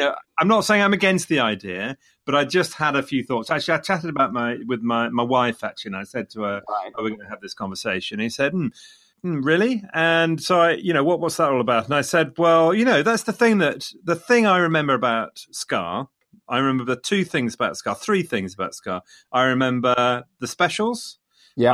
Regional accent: Leicester, East Midlands, United Kingdom; coming from Leicester, Leicester being my hometown

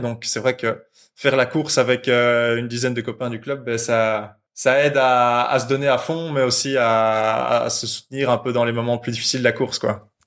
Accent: Brussels, Brussels-Capital Region, Belgium; Je viens de Bruxelles, j'ai toujours grandi à Bruxelles

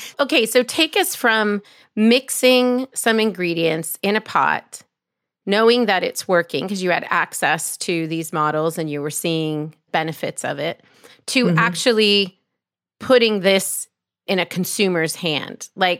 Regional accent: Canada; Well, it's the combination of growing up in Canada, in the woods, with a mother who insisted on clean food

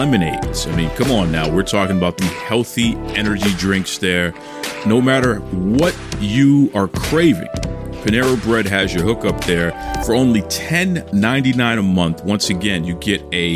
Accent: Boston, Massachusetts, United States; I'm a Bostonian. I'm born and raised in Dorchester originally

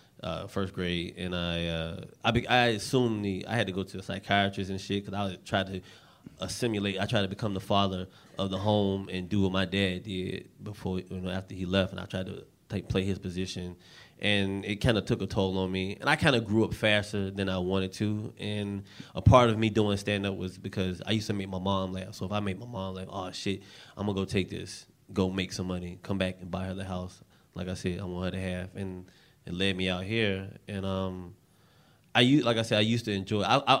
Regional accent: the South, United States; I was 17. I looked like I was 12 at the time. And I didn't know I'm from the South.

